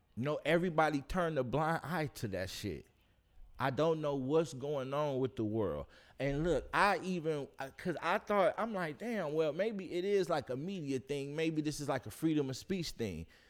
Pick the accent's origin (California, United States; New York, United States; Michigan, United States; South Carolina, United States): Michigan, United States; Detroit; I'm from Detroit